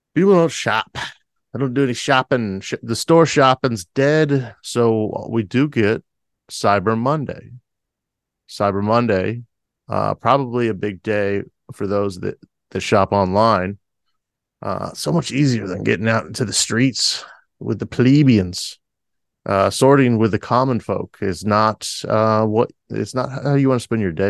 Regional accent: United States; a lifelong American

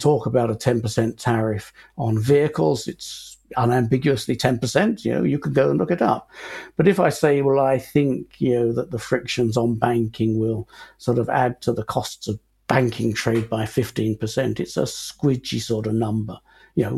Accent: United Kingdom; we as Britons, we as British taxpayers

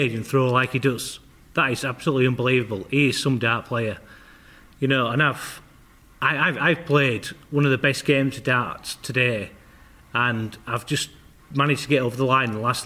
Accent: Yorkshire and the Humber, United Kingdom; I'm a Yorkshireman

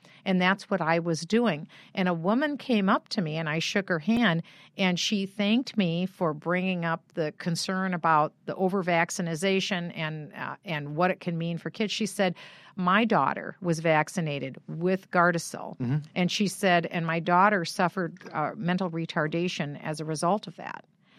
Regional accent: Iowa, United States; I was born in Iowa and I was from Iowa.

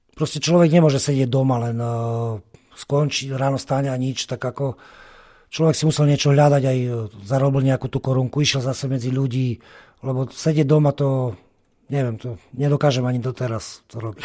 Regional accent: Prešov, Prešov Region, Slovakia; ja som rodený Prešovčan

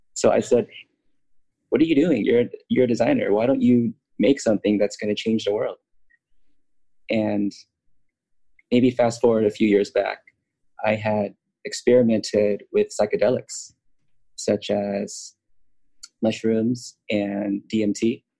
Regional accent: United States; also born or lived in Los Angeles; I grew up in America my whole life

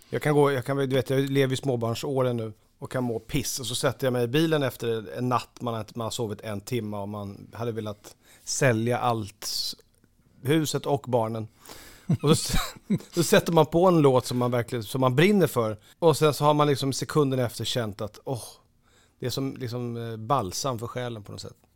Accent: Lidingö, Stockholm County, Sweden; där jag är uppvuxen så är, ju, är man ju inte ensam om att, om att, ha föräldrar som har presterat. Eh, Lidingö är ju väldigt så

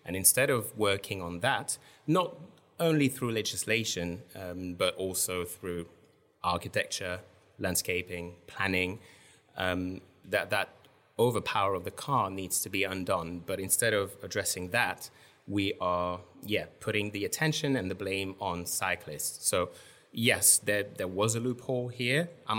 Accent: Strasbourg, Grand Est, France; I grew up in France, in Strasbourg, which is in France quite notorious for having completely embraced the pedestrianization of the entire city center

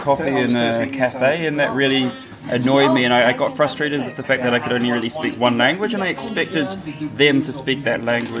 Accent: New Zealand; moved away as an adult; now in United Kingdom; Because I grew up in New Zealand. When I came over to the UK, I tried to use some of my high school French, and I realised I struggled.

